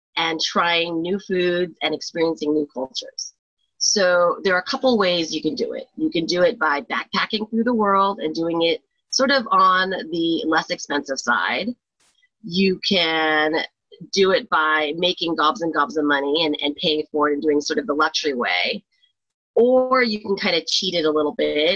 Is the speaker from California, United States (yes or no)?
yes; Pasadena, California, United States; also born or lived in Pennsylvania; I'm originally from California. I grew up here